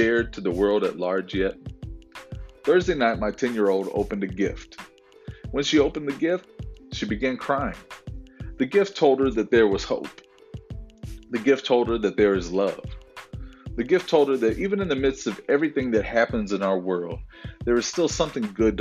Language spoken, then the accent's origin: English; Florida, United States; I grew up in Florida during hurricanes.